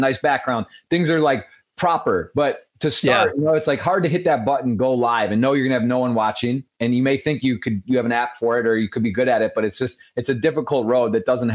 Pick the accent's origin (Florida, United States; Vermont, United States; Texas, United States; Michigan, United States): Michigan, United States; That's my home state